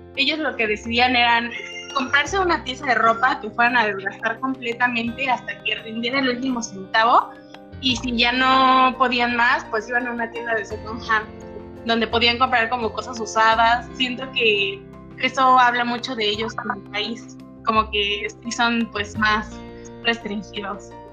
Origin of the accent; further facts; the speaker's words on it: Mexico; viviendo pues, como mexicanos